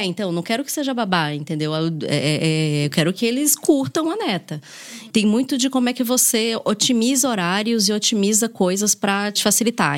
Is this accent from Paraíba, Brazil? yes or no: no; Salvador, Bahia, Brazil; moved away; Eu sou de Salvador